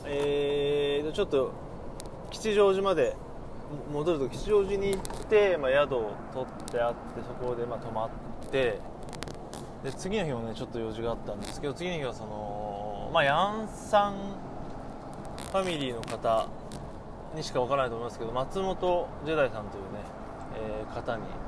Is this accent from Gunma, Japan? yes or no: yes; Takasaki, Gunma, Japan; 地元高崎